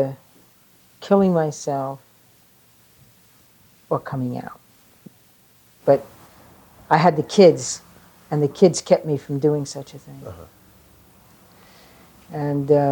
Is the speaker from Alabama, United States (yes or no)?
no; New York City, New York, United States; born or raised there; accent: New York; also born or lived in Staten Island, New York